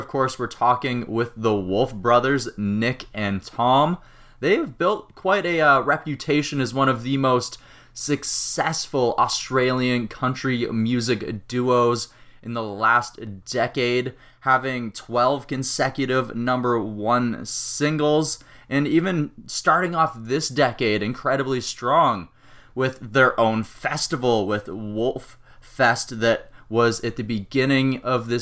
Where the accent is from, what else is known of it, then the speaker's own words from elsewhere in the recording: Canada; as a Canadian